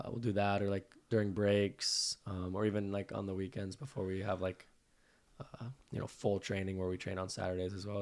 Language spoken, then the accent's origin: English; Santa Clarita, California, United States; I'm from Santa Clarita